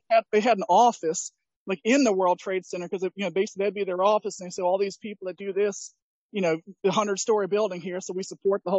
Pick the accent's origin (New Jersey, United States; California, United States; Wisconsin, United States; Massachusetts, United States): New Jersey, United States; born or raised there